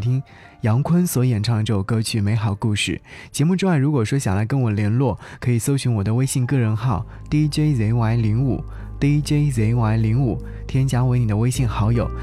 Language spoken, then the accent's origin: Chinese; Yangzhou, Jiangsu, China; 我是来自扬州的